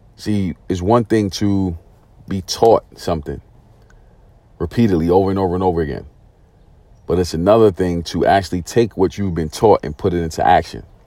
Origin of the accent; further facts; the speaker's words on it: New York City, New York, United States; moved away as an adult; also born or lived in San Diego, California; Growing up in Brooklyn, New York